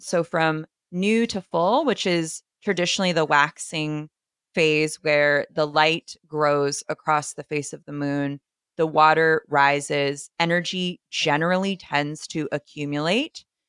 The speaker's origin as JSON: {"language": "English", "region": "East Coast", "country": "United States", "said": "I am from the East Coast"}